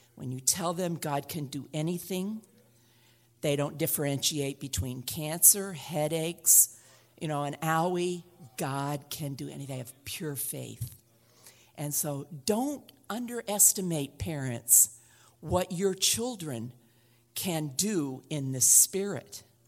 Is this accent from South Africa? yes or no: no; Oregon, United States; I'm from Oregon